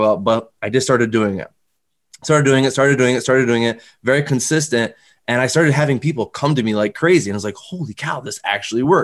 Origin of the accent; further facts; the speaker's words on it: Northern New York, United States; now in Albany area, United States; I'm originally from Northern New York, you know, like not like Albany, but like North, very North